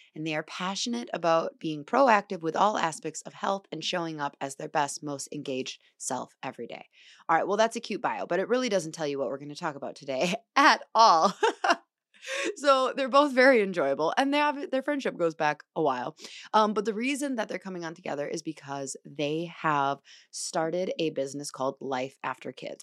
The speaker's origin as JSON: {"language": "English", "town": "La Crosse", "region": "Wisconsin", "country": "United States", "moved": "yes", "said": "lacrosse for the weekend. where I'm from"}